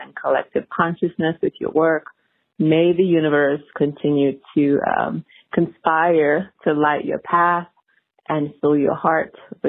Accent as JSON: {"language": "English", "country": "Nigeria", "tie": "born or raised there", "moved": "yes", "lives_now": "Atlanta, United States", "said": "I am Nigerian by birth"}